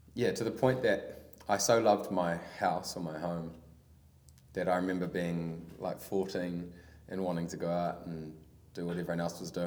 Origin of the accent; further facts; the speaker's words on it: Palmerston North, Manawatū-Whanganui, New Zealand; I grew up in Palmy